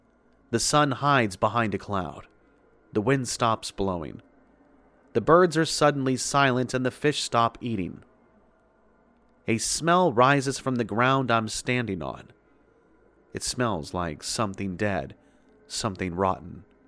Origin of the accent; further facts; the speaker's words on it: Sweden; English is a second language; Sorry for the bad English. As you probably understand in the beginning, I am from Sweden